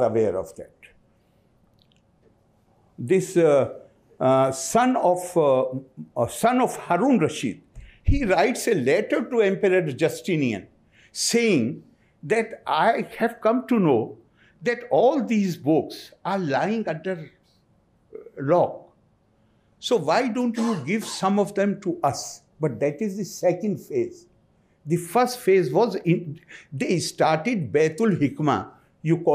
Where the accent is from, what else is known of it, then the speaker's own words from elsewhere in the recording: India; as an Indian